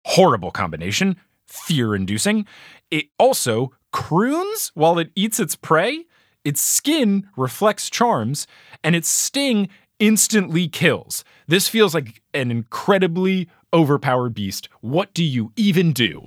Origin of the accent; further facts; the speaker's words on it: New Jersey, United States; I grew up in New Jersey